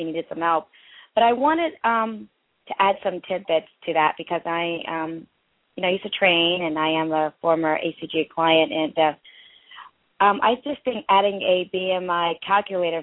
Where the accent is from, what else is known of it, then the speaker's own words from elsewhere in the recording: India; I'm from India.